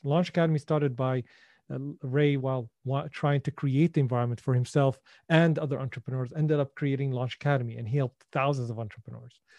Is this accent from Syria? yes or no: yes; Syria; born or raised there; English is a second language; moved away